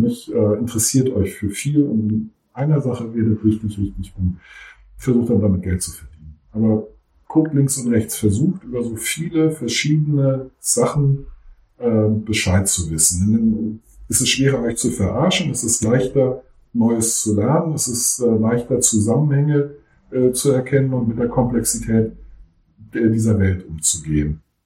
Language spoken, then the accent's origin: German; Germany; accent: German accent (in English/French); dass ich einen deutschen Akzent habe